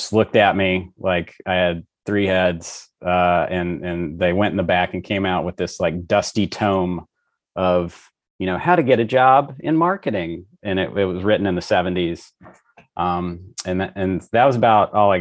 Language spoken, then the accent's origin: English; Monroe, Louisiana, United States; moved away as an adult; also born or lived in Dallas, Texas; I was born and raised in Louisiana, mm-hmm. Northeast Louisiana, so a town called Monroe.